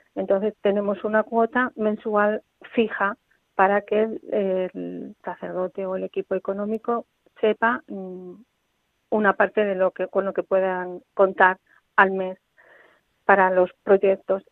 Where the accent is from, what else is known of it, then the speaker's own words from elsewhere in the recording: Corral de Almaguer, Castilla-La Mancha, Spain; moved away as an adult; now in Toledo, Spain; Yo soy de Corral de Almaguer, del pueblo de Corral de Almaguer